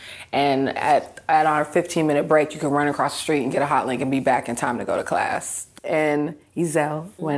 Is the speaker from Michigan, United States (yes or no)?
no; Seattle, Washington, United States; I was born in Seattle, Washington. My parents are Ugandan immigrants, and so I am their first American-born child.